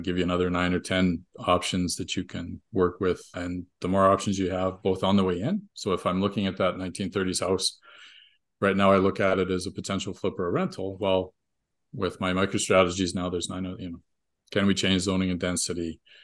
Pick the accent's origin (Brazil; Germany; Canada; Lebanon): Canada; we're Canadian